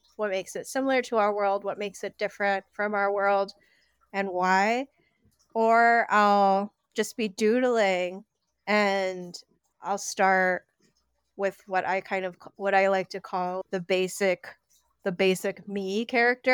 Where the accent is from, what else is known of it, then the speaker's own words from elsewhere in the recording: Connecticut, United States; moved away as an adult; now in New York, United States; I grew up in Connecticut, A K A the most cursed state